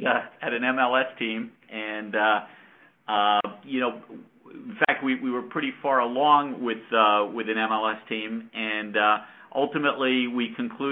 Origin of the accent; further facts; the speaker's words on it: Yonkers, New York, United States; I grew up in Yonkers, New York, just outside of New York City